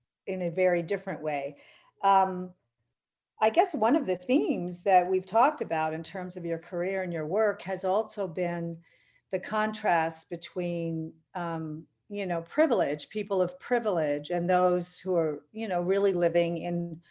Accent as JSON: {"language": "English", "town": "St. Johnsbury", "region": "Vermont", "country": "United States", "tie": "born or raised there", "said": "I grew up in St. Johnsbury, which is a town in the Northeast Kingdom"}